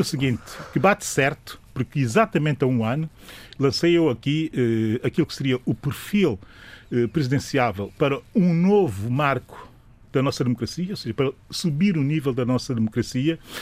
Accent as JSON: {"language": "Portuguese", "country": "São Tomé & Príncipe", "said": "sou São Tomense"}